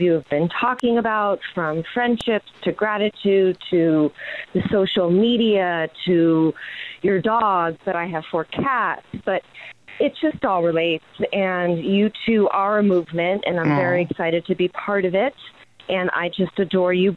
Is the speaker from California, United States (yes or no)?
yes; Los Angeles, California, United States; I am from the San Fernando Valley